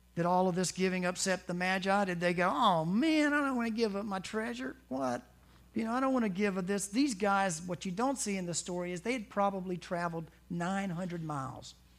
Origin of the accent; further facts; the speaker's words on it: the South, United States; growing up in the South